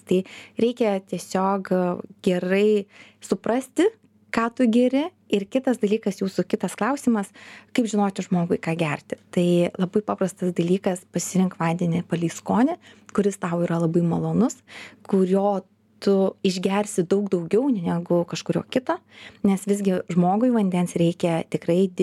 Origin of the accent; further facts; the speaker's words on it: Lithuania; also born or lived in Kaunas; mes esame lietuviai